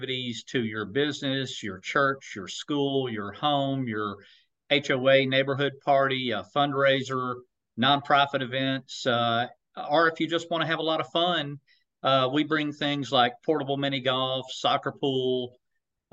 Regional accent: Chattanooga, Tennessee, United States; I was born and raised in Chattanooga

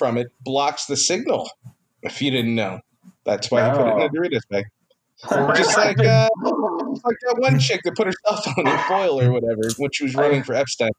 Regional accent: Rosamond, California, United States; We're from Rosemond.

